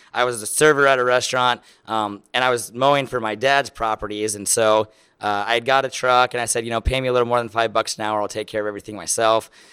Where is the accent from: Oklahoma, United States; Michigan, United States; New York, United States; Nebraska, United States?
Nebraska, United States; Lincoln; I am from Lincoln, Nebraska.